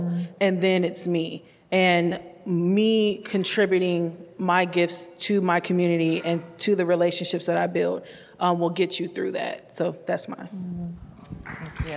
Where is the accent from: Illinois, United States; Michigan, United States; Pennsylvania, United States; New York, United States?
Michigan, United States; Detroit; now in Columbia, United States; I'm originally from Detroit, Michigan, but I do call Columbia my home